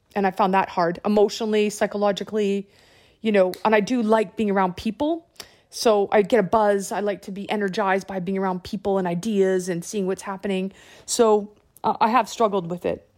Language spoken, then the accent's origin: English; Canada; moved away; I'm Canadian